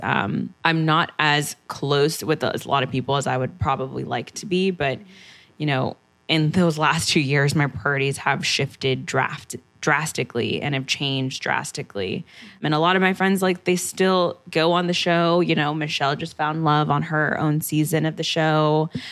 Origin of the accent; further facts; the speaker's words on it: San Antonio, Texas, United States; also born or lived in San Diego, California; now in New York, United States; I'm from Texas